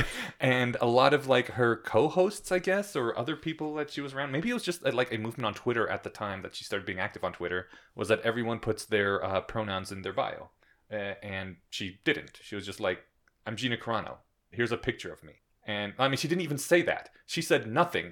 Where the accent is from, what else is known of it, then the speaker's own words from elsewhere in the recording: Colorado, United States; I come from Colorado. We don't pronounce our T's here.